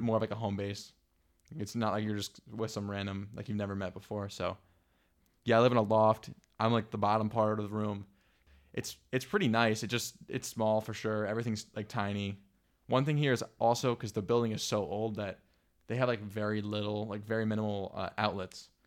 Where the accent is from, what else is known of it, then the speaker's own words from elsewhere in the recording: New York, United States; moved away as an adult; now in Leuven, Belgium; "I'm from New York."